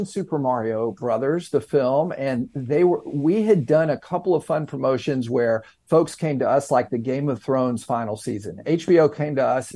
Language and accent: English; Knoxville, Tennessee, United States; moved away as an adult; now in New York City, United States; I'm Southern. I'm from Knoxville, Tennessee